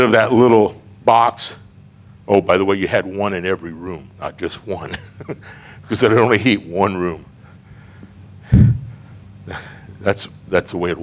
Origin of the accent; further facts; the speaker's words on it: Iowa, United States; moved away as an adult; I'm from Iowa, but I didn't live on the farm.